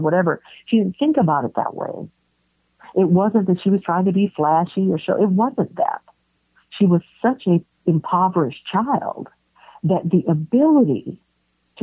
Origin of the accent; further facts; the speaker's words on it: San Francisco, California, United States; I was born and raised in San Francisco